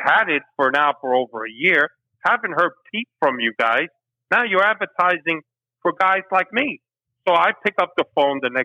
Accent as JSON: {"language": "English", "town": "New York City", "region": "New York", "country": "United States", "tie": "born or raised there", "also_born_or_lived": "Havana, Cuba", "said": "the way I grew up in the Bronx"}